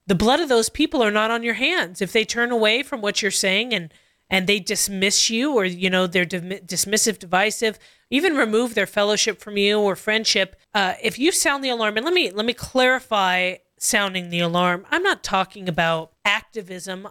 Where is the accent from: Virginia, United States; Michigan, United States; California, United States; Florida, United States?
California, United States; Costa Mesa; I grew up in Calvary Chapel, Costa Mesa